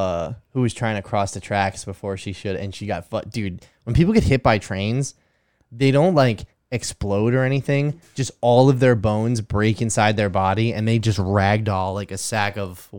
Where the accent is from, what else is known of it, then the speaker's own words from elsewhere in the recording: Austin, Texas, United States; I'm from Austin.